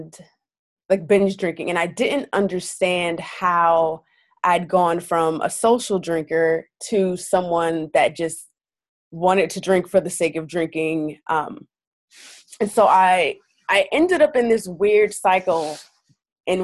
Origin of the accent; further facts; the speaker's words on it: New York City, New York, United States; I'm from Brooklyn